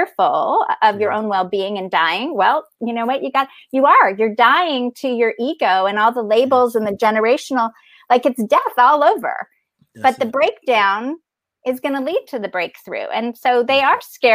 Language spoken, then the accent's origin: English; Canada; I'm Canadian.